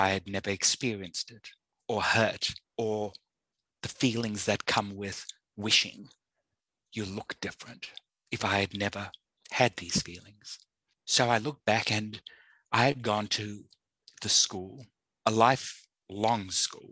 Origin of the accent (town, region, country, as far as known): South Africa; born or raised there